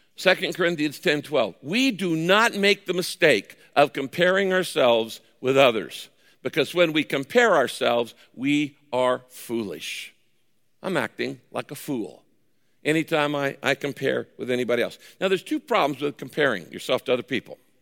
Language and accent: English; Northern California, United States; I grew up in Northern California in the wine country.